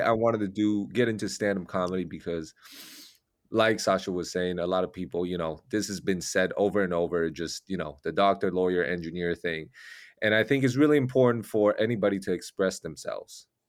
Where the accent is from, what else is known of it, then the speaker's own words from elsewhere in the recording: Taiwan; English is a second language; now in United States; I'm from Taiwan